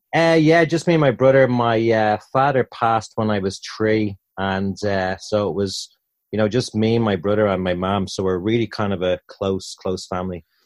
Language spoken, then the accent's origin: English; Dublin, Leinster, Ireland; moved away as an adult; also born or lived in Tampa / Orlando; in the centre of Dublin from my childhood.